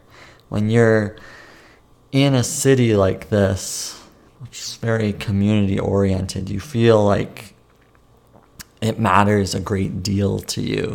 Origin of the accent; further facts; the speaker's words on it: Langley, British Columbia, Canada; My hometown is in Langley, BC, which is Langley, British Columbia, Canada. And I've lived here most of my life. I used to live in another city nearby until I was the age of about 3 or 4. Then we moved here as a family to this smaller suburb